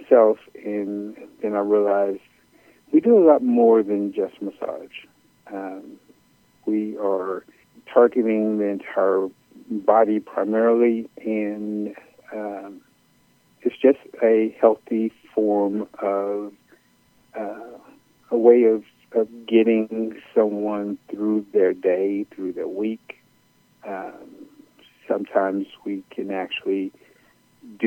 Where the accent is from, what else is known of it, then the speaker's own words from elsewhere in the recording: Chicago, Illinois, United States; I am originally from Chicago